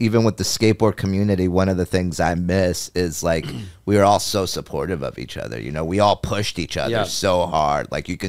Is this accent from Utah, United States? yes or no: no; New Jersey, United States; I was from Jersey